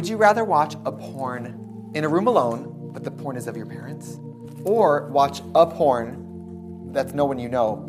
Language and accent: English; Wisconsin, United States; I'm from Wisconsin.